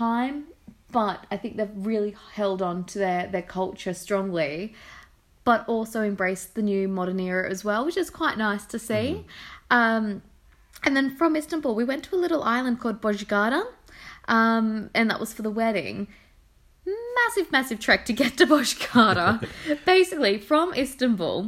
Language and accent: English; near Sydney, New South Wales, Australia; Growing up near Sydney